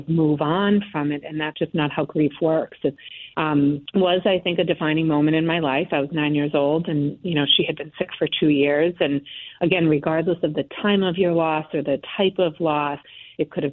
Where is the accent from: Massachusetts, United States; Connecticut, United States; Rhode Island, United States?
Connecticut, United States; moved away; also born or lived in Boston; I grew up in Connecticut with a lot of support